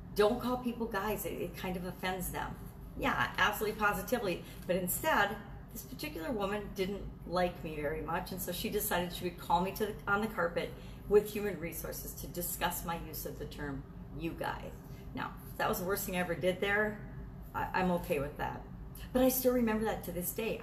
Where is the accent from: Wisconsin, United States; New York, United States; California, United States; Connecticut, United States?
Wisconsin, United States; I grew up in Wisconsin